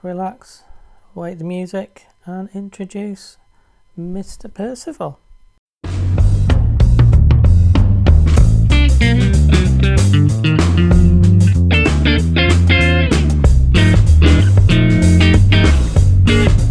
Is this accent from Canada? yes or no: no; the north of England, United Kingdom; accent: northern